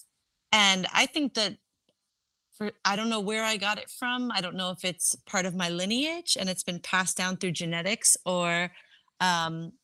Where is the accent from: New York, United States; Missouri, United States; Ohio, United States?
New York, United States; New York City; also born or lived in Louisiana / California; now in Costa Rica; I was born and raised in New York City